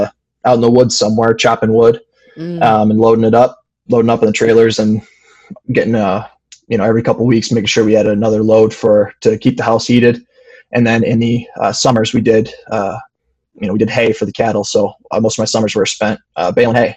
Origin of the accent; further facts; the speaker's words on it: Fowlerville, Michigan, United States; I grew up in a small farming community in Fowlerville, Michigan